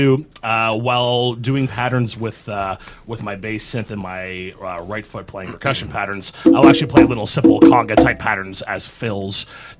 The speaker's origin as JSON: {"language": "English", "town": "Kitchener", "region": "Ontario", "country": "Canada", "tie": "born or raised there", "said": "Born and raised in Kitchener-Waterloo, so That's my home."}